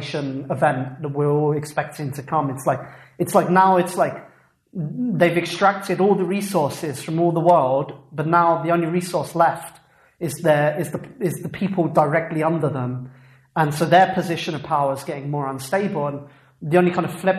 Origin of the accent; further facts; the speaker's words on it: England, United Kingdom; I come from England where that movement started